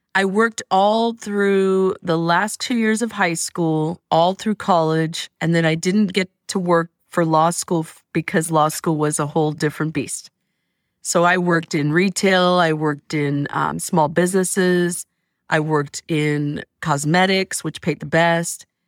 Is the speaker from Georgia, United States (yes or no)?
no; Stockton, California, United States; moved away as an adult; now in Oakland, United States; I'm from Stockton, and I was raising my, my one and only child in Stockton